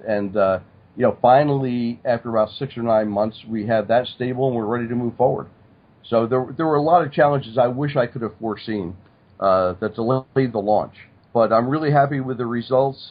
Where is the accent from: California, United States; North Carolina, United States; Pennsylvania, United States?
Pennsylvania, United States; Stroudsburg; I grew up in Stroudsburg, Pennsylvania.